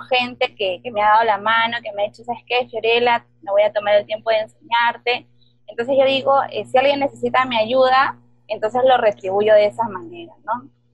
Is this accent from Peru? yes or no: yes; Peru; soy de Perú